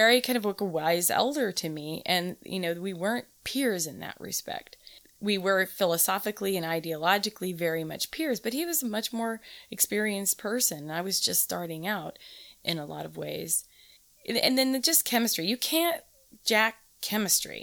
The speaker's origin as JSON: {"language": "English", "region": "Southern California", "country": "United States", "tie": "born or raised there", "said": "I grew up in Southern California in the 70s"}